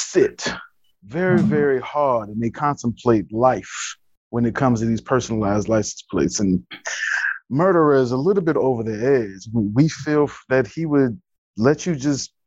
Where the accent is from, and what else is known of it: Chicago, Illinois, United States; born or raised there; moved away as an adult; now in Los Angeles, United States